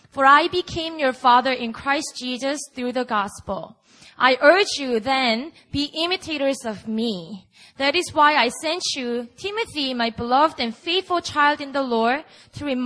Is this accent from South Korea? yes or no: yes; Busan, South Korea; moved away; Bring the revival to my hometown